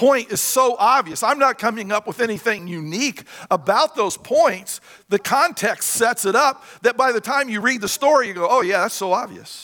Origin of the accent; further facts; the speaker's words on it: Indiana, United States; moved away; I'm from Indiana. I was born and raised there